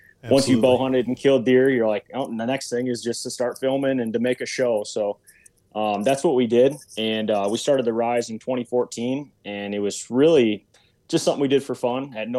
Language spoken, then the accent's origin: English; Central Michigan, United States; I'm from Central Michigan.